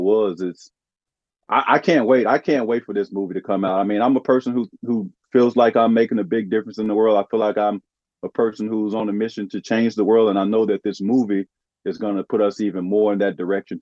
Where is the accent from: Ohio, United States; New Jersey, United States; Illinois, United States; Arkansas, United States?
Arkansas, United States; my home state of Arkansas